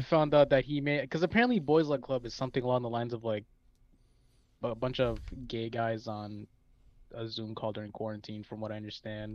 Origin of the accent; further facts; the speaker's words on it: Chicago, Illinois, United States; I'm from the great city of Chicago